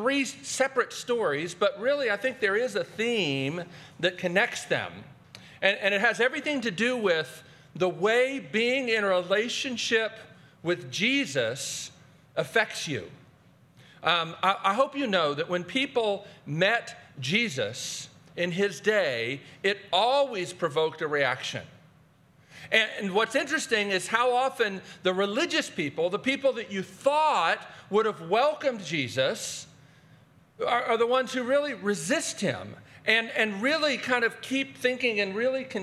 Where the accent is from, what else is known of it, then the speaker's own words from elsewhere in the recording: Baltimore, Maryland, United States; I grew up in Baltimore, Maryland